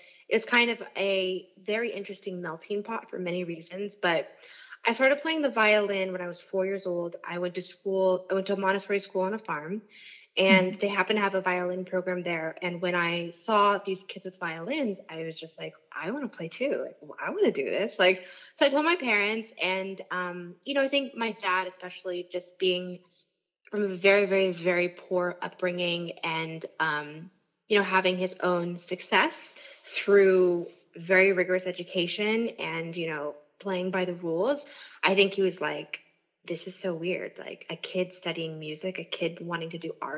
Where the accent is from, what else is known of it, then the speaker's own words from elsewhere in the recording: Lincoln, Nebraska, United States; I was born in Lincoln, Nebraska, which is in the Midwest